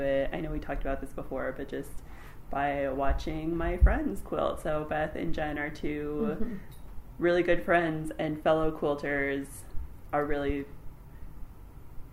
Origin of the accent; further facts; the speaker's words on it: North Dakota, United States; I am from North Dakota